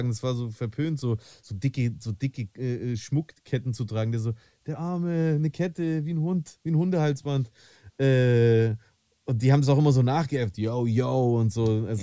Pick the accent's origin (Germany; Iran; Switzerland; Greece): Greece; da beziehe ich mich jetzt auch wieder auf meine Kindheit in Griechenland.